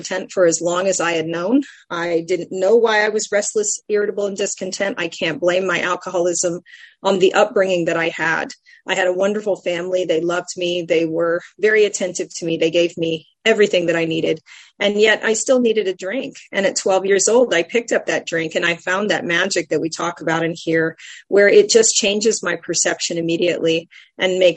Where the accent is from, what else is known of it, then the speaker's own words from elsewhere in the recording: San Antonio, Texas, United States; I come from San Antonio, Texas